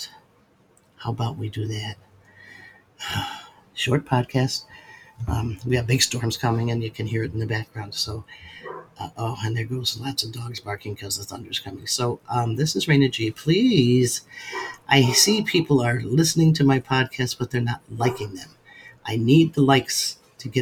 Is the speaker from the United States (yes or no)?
yes; Western New York, United States; now in Alabama, United States; I grew up in Western New York on Lake Erie